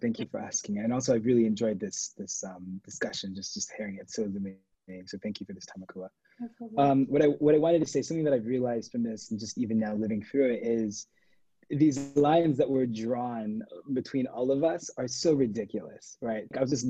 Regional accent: United States; moved away as an adult; now in London, United Kingdom; I've always been the only Muslim on set. And it's been quite a new thing for me to just kind of navigate the space. You know, coming from the United States, there was a separation of having an Asian identity and having like a Muslim identity.

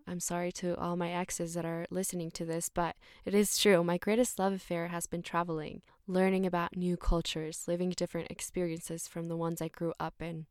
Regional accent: Mexico City, Mexico; also born or lived in Vietnam / Thailand / Australia; I'm from Mexico City, born and raised here.

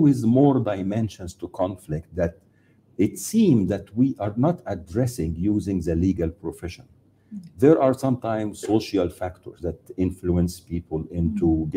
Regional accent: Egypt; moved away as an adult; back from where I grew up in Egypt.

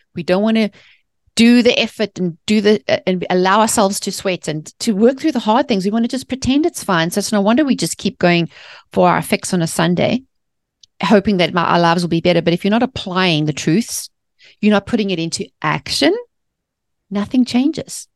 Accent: Johannesburg, Gauteng, South Africa; born or raised there; moved away as an adult; also born or lived in England; now in United States

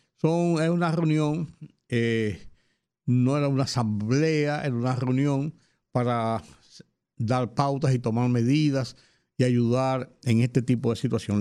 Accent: Dominican Republic; yo soy dominicano y vivo de este lado

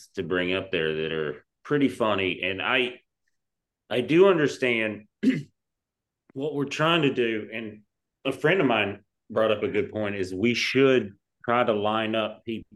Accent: East Tennessee, United States; I'm a hillbilly from East Tennessee

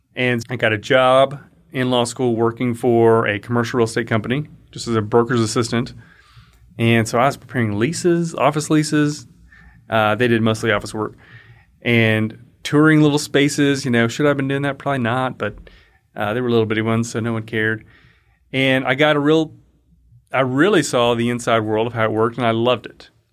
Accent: Liberty County, Southeast Texas, United States; also born or lived in Denton, Texas; I grew up in Southeast Texas in Liberty County between Houston and Beaumont

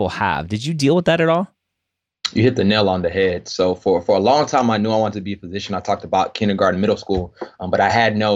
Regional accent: Nigeria; now in United States; I'm, I'm Nigerian. Um, and so I went back to my parents' home country of Nigeria, um, and I was in the village.

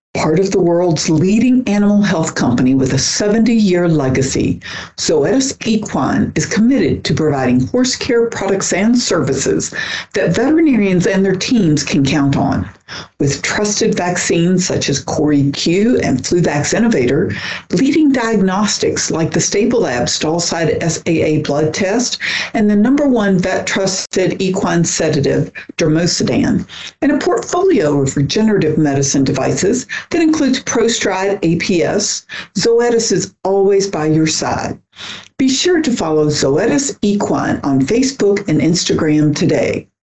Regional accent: Kentucky, United States; having been on thoroughbred farms a lot when I grew up in Kentucky

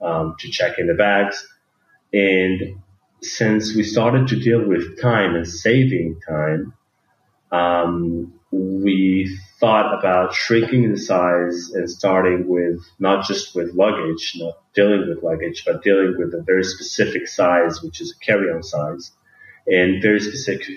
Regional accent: Tel Aviv, Tel Aviv District, Israel; I'm coming from Tel Aviv

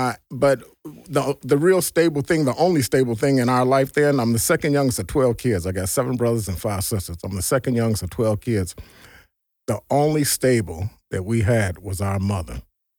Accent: Gary, Indiana, United States; born there; also born or lived in Hammond / Chicago; Like you said, you know, I was born in Gary, Indiana, and we moved from Hammond, Gary to Chicago. Hammond, Gary, Chicago. We took that loop.

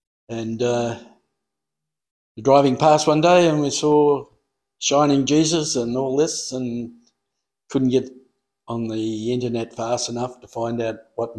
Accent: Coonabarabran, New South Wales, Australia; moved away; also born or lived in Western Australia / Malaysia / Broome; No, I come from a place called Coonabarabran in New South Wales, which is about 300 miles from Sydney in the west.

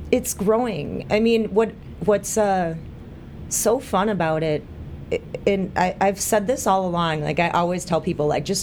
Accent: northern Wisconsin, United States; born or raised there; moved away as an adult; also born or lived in Illinois; now in Lake Geneva, United States

